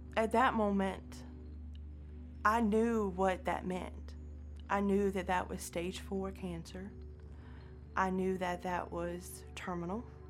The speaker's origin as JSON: {"language": "English", "town": "Danville", "region": "Virginia", "country": "United States", "tie": "born or raised there", "said": "I grew up in Virginia, uh, born at the Danville Hospital, but we lived out in the county. We lived in a little community called Spring Garden"}